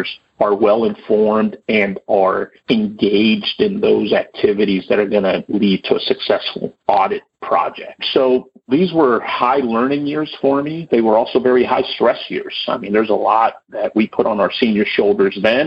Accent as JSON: {"language": "English", "town": "Los Angeles", "region": "California", "country": "United States", "tie": "born or raised there", "also_born_or_lived": "Sacramento", "said": "accepting a relocation back to the Los Angeles area, which I ultimately took, came back to my hometown"}